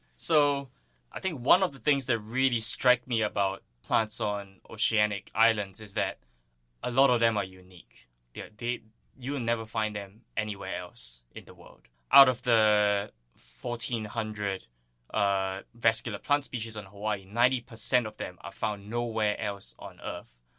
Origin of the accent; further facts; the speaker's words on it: Singapore; moved away; I grew up on Singapore